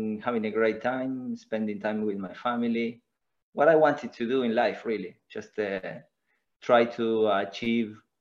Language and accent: English; Argentina; English is a second language; moved away as an adult; now in England, United Kingdom